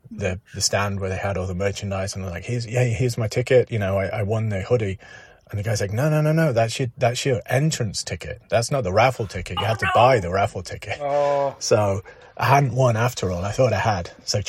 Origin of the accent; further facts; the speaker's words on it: England, United Kingdom; also born or lived in Derby; So I grew up in England, and when I was 16, I moved to a little town near Derby, aka Derby.